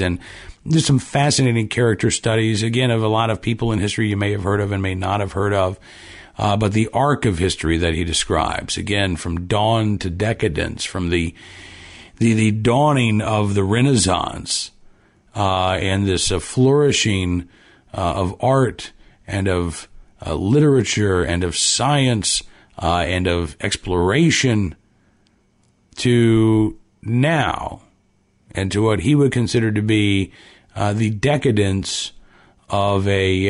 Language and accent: English; Virginia, United States; my home state of Virginia